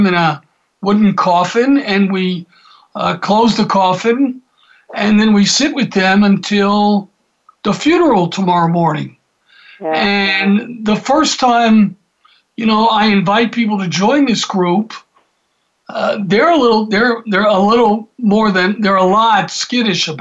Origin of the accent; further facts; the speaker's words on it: Atlanta, Georgia, United States; when I was growing up in Atlanta